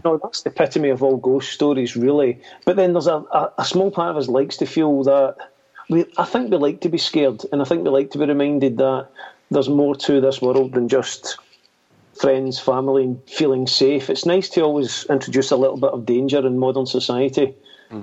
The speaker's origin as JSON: {"language": "English", "region": "Scotland", "country": "United Kingdom", "said": "being Scottish"}